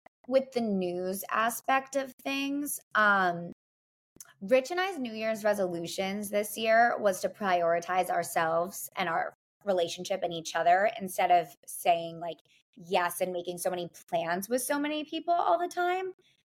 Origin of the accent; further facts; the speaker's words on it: New York, United States; Like when I hired a planner, I knew like as a New Yorker